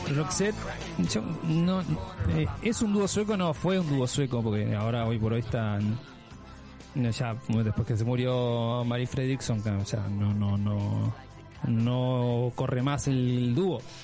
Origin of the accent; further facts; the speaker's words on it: Uruguay; Sí, soy uruguayo, por supuesto, ese es mi país de origen